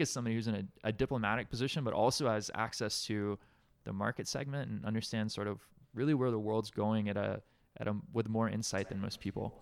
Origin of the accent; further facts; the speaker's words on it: Alabama, United States; moved away as an adult; now in Hawaii, United States; growing up in Alabama